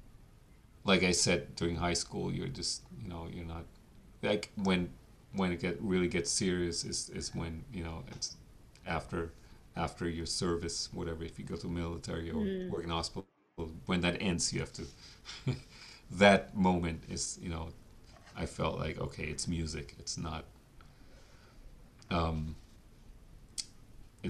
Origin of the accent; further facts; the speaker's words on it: Germany; moved away as an adult; now in New York, United States; I grew up in Germany